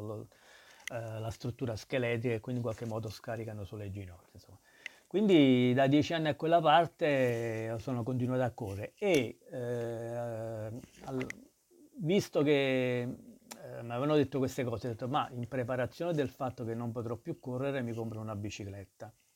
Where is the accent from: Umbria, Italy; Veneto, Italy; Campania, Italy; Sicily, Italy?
Campania, Italy; Naples; moved away as an adult; now in Milan, Italy; crescere a Napoli, io sono cresciuto per la strada